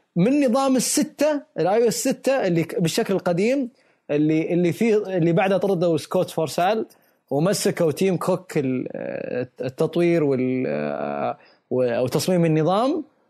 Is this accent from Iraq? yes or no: no; Saudi Arabia; عندنا بالسعودية